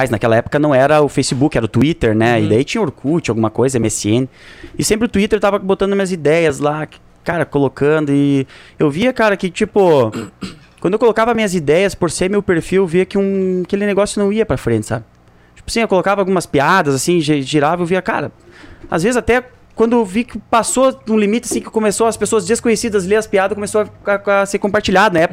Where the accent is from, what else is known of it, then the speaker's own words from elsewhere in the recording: Santa Rosa, Rio Grande do Sul, Brazil; Eu Sou criado aqui, sou, sou de Santa Rosa